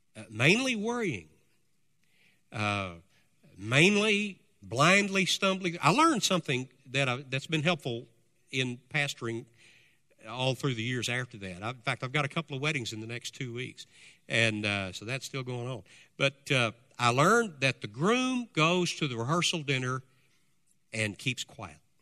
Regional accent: United States; we as Americans

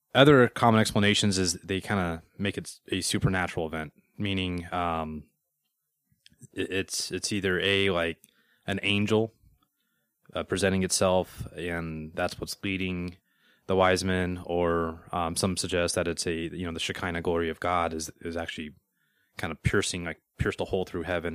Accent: Denver, Colorado, United States; I'm from Denver.

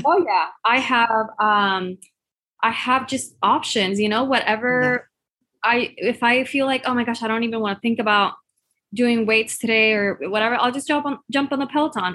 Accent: Puerto Rico; I'm from Puerto Rico, where curves are our beauty standard.

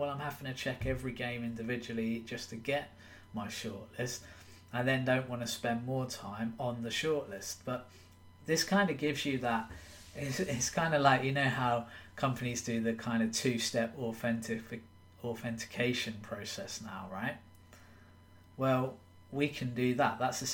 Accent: England, United Kingdom; I'm from England

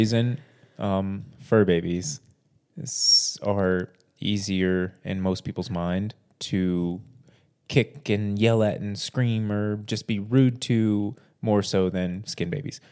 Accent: Corpus Christi, Texas, United States; I'm from Corpus Christi, and my dream is to live in Fort Worth

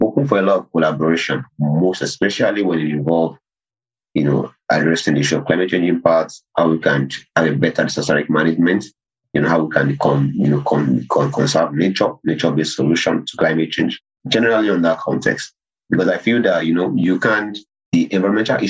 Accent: Nigeria; my home country, Nigeria

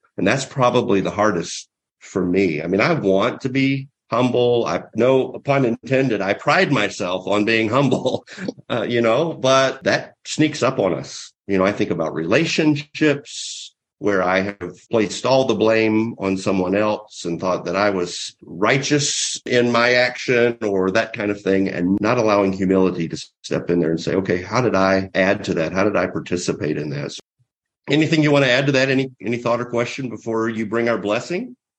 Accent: near the heart of Mardi Gras, Southeast, United States; moved away; I'm from the Southeast, right near the heart of uh, real Mardi Gras celebration

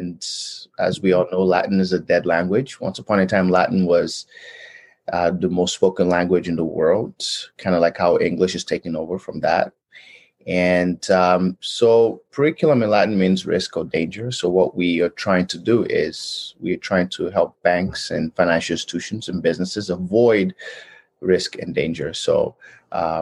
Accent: Nigeria; moved away as an adult; now in Edmonton, Canada; I was born and raised in Nigeria, and I came out to Canada in 2004

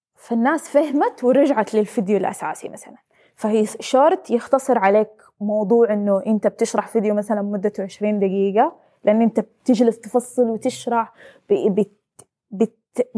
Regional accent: Saudi Arabia; انا بنت سعوديه

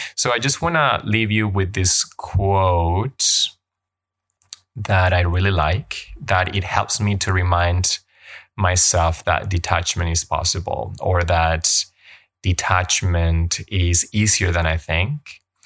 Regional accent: Colombia; first language Spanish; English is a second language; moved away as an adult; now in Canada; I grew up in Colombia, and my first language is Spanish, and I moved to Canada when I was eighteen

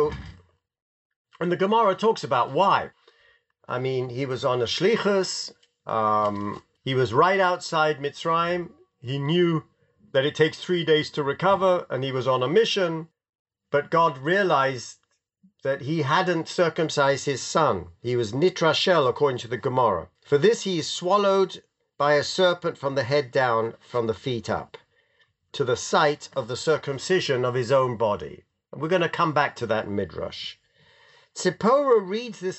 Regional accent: London, United Kingdom; my mother never let me wear my yarmulke on the streets of London

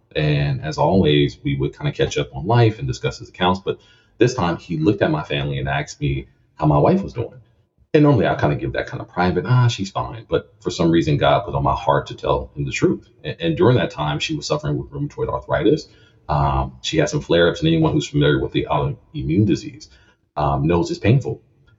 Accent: Lafayette, Louisiana, United States; Lafayette, Louisiana. A home of crawfish, crocodiles, and boudin.

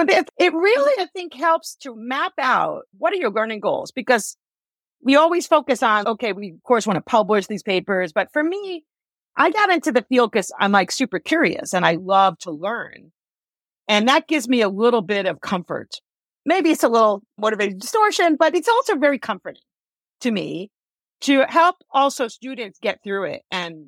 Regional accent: New York, United States; I'm a New Yorker, so I curse a lot.

